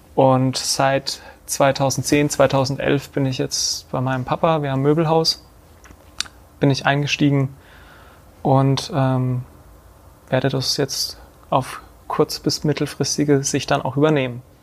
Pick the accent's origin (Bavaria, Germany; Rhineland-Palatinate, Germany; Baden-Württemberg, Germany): Bavaria, Germany; Bad Neustadt an der Saale; also born or lived in Hesse; ich komme aus Bad Neustadt an der Saale, bin hier auch geboren, bin hier zur Schule gegangen bis zur achten Klasse